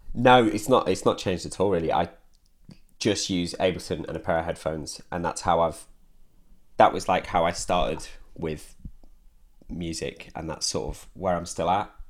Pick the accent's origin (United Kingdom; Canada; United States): United Kingdom; Derbyshire, East Midlands; moved away as an adult; also born or lived in Hull; now in Manchester, United Kingdom; I grew up in Derbyshire, and then I went to university in Hull, and then I moved to Manchester after university